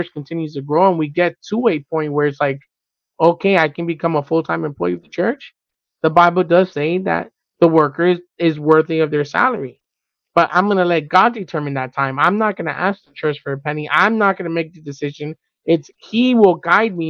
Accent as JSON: {"language": "English", "town": "Miami", "region": "Florida", "country": "United States", "said": "We're from Miami"}